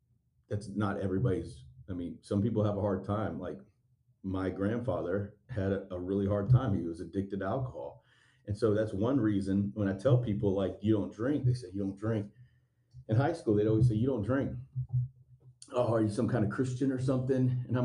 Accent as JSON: {"language": "English", "town": "Stone Mountain", "region": "Georgia", "country": "United States", "tie": "born or raised there", "said": "I was raised in Stone Mountain, near Memorial Drive, Rockbridge Road, in that area."}